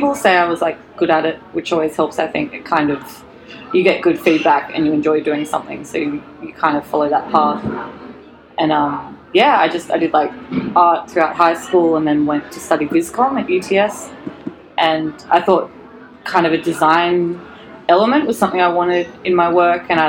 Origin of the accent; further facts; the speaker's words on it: Newcastle, New South Wales, Australia; now in Sydney, Australia; originally from Newcastle, up the coast